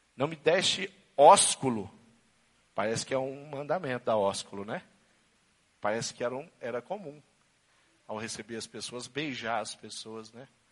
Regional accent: Brazil; nós que somos brasileiros

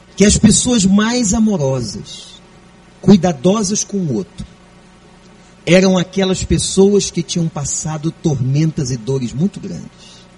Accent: Brazil; como bom brasileiro

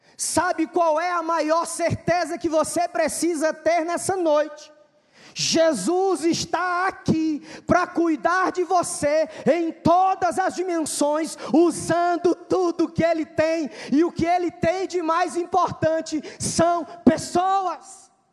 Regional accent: Fortaleza, Ceará, Brazil; eu sou de Fortaleza

